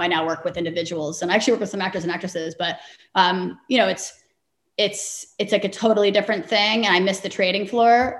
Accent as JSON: {"language": "English", "town": "New York City", "region": "New York", "country": "United States", "tie": "born or raised there", "said": "grew up in New York City"}